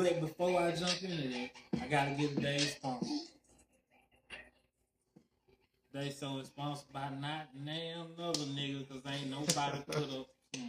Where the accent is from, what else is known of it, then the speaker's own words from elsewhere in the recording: the South, United States; I'm from the South now